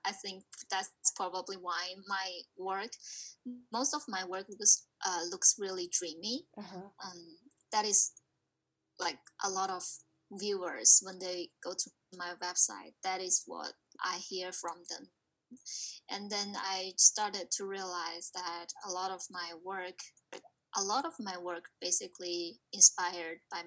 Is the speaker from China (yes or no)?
yes; China; moved away as an adult; now in New Jersey, United States; I'm from China, and I came here 2015